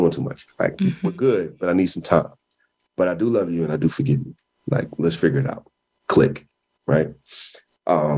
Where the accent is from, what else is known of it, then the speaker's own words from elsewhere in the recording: Kansas City, Missouri, United States; I was born in Kansas City, Missouri